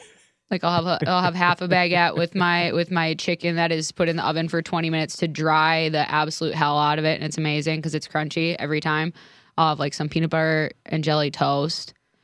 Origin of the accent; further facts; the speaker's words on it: Midwest, United States; I'm from the Midwest.